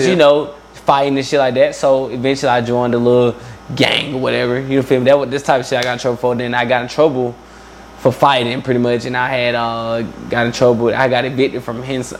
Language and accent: English; Atlanta, Georgia, United States; also born or lived in Albany, Georgia; I moved up from like 4. So really, I'm from Atlanta. I was from the east side of Atlanta, I guess. You feel me? I was right there in DeKalb County